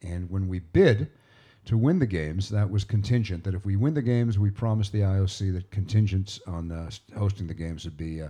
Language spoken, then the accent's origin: English; Vancouver, British Columbia, Canada; I've been born and raised in Vancouver and going to Whistler my whole life